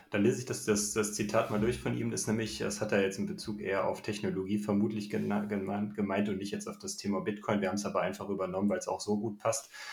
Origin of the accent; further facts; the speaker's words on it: Düsseldorf, North Rhine-Westphalia, Germany; ich komme aus Düsseldorf